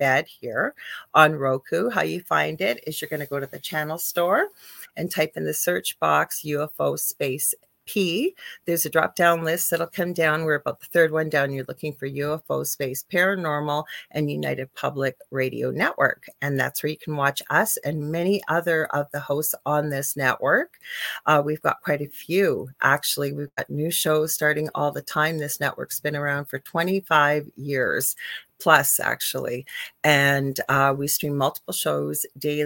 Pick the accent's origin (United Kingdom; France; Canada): Canada; I am a Canadian spiritual a psychic medium